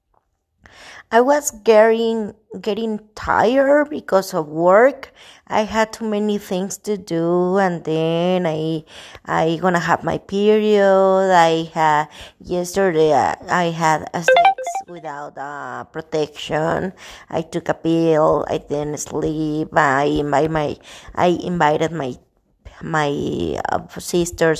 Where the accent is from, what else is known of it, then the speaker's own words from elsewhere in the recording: Mexico; I'm from Mexico